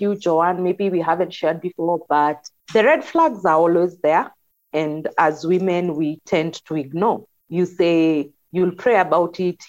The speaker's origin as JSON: {"language": "English", "area": "Kikuyu", "region": "Central Kenya", "country": "Kenya", "said": "I was from the Kikuyu."}